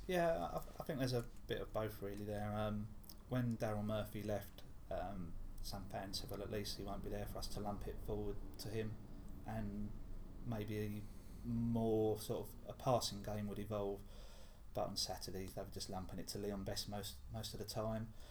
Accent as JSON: {"language": "English", "town": "Clacton-on-Sea", "region": "East of England", "country": "United Kingdom", "said": "I come from Clacton and see I see the beach nearly every day"}